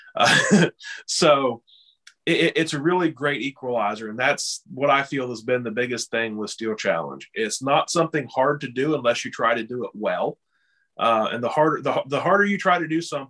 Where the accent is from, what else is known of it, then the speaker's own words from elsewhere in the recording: West Virginia, United States; I am from West Virginia